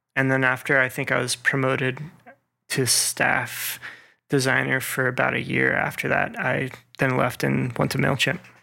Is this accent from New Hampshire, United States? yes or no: no; Las Vegas, Nevada, United States; now in Atlanta, United States; I am originally from Las Vegas, Nevada